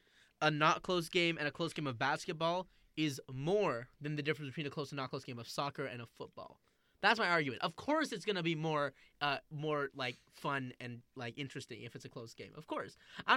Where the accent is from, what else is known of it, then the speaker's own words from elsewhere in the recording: San Francisco, California, United States; I'm from San Francisco. I live near the Warriors.